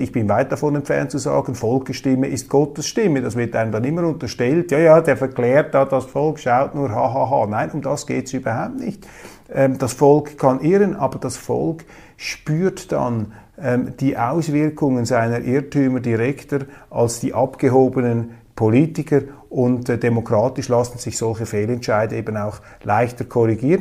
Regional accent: Zurich, Switzerland; als Zürcher

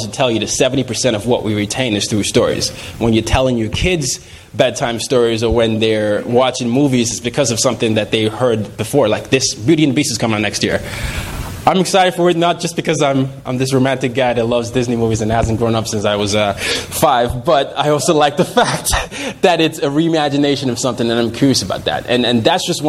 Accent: Nigeria; I'm from Nigeria

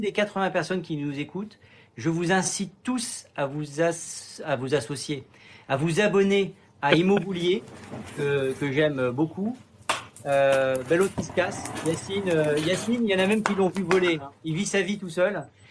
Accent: Sainte-Anne, Guadeloupe; je suis originaire de Sainte-Anne en Guadeloupe

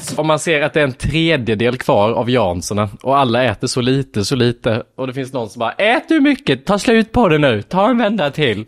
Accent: Lanna, Jönköping County, Sweden; jag är uppväxt i Lanna, en by utanför Värnamo där det bor 400 personer.

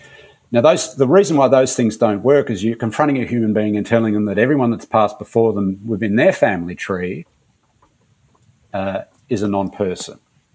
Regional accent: Australia; an Australian-born of Greek migrant parents

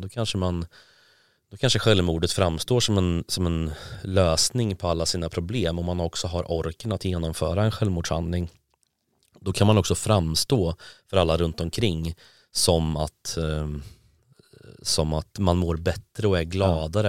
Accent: Karlskoga, Örebro County, Sweden; now in Gothenburg, Sweden; Jag är från Karlskoga från början.

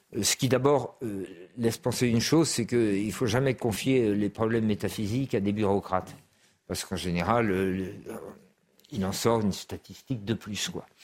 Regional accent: France; je suis un Français républicain et laïque

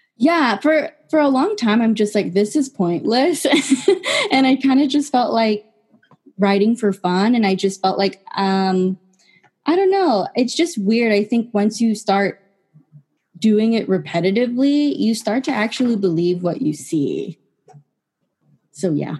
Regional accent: San Jose, California, United States; I am from San Jose, California

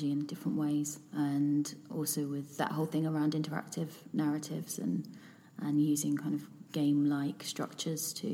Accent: London, United Kingdom; being a Londoner

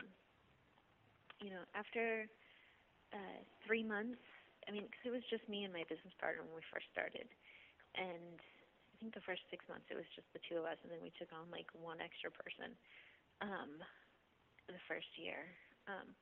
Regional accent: Portland, United States; I grew up in Portland

